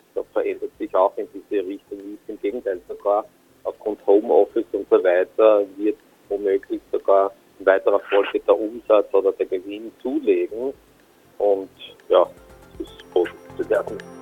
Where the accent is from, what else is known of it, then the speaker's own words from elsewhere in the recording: Austria; ich komme aus Österreich